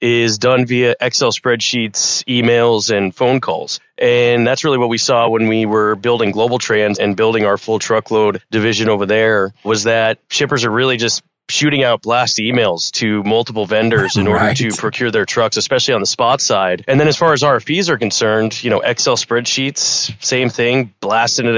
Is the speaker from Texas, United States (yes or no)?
no; Scottsdale, Arizona, United States; also born or lived in Long Island, New York; so my brother and I grew up here in Scottsdale. We were born in New York City, Long Island, and our family moved out here when we were very young. I was less than a year old